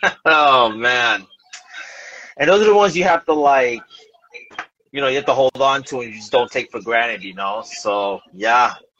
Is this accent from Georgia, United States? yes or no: no; New York City, New York, United States; moved away as an adult; also born or lived in Williamsburg, New York; now in New Jersey, United States; I've only lived in Jersey for 5 years. I'm originally from New York, Bushwick section